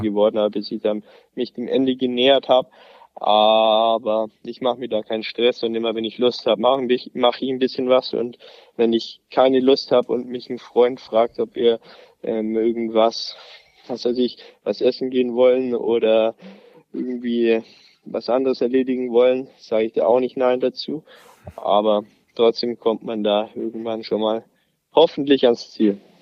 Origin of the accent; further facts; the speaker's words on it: near Ansbach, Bavaria, Germany; in Ansbach, also gar nicht so weit weg von meinem Heimatort